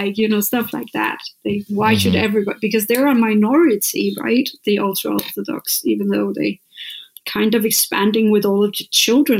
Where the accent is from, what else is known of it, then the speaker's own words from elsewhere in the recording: Copenhagen, Capital Region of Denmark, Denmark; I'm from Copenhagen